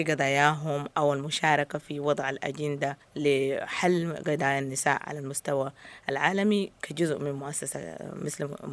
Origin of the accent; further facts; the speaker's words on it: Sudan; نحن كناس آه، من السودان